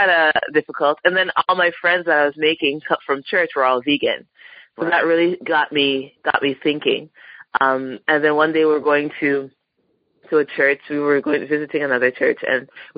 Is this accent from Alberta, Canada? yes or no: no; Toronto, Ontario, Canada; also born or lived in Montreal; I grew up in Toronto, moved out to Montreal for law school.